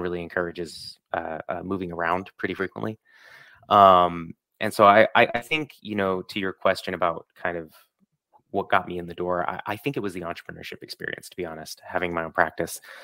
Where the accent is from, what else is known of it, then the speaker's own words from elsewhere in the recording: Ithaca, New York, United States; moved away; in my hometown. So, I'm, I'm originally from upstate New York, uh, same city as Cornell University